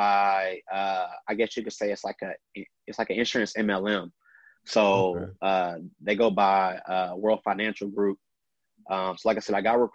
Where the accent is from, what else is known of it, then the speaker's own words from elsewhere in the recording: Austin, Texas, United States; born and raised in Austin, Texas